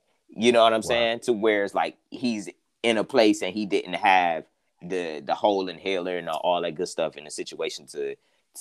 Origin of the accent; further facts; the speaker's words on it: Cleveland, Ohio, United States; I'm originally from Cleveland, Ohio